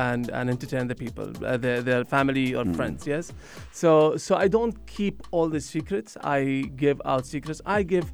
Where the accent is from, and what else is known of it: United Arab Emirates